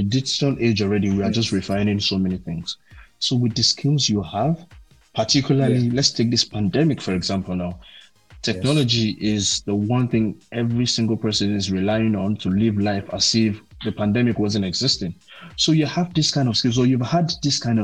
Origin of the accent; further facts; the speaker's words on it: Nigeria; back home here